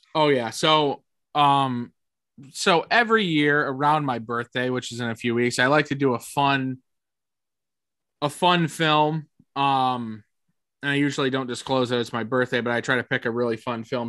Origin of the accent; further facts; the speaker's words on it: Canastota, New York, United States; we grew up in Canastota, there's a small Italian town